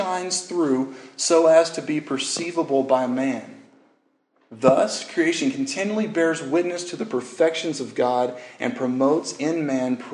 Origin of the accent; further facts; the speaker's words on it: Louisiana, United States; moved away; I grew up in Louisiana